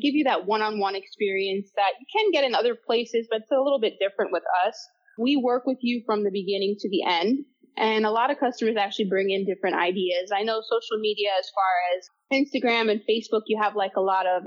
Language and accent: English; Palm Beach County, Florida, United States; Palm Beach County itself is like a huge melting pot, which I actually grew up here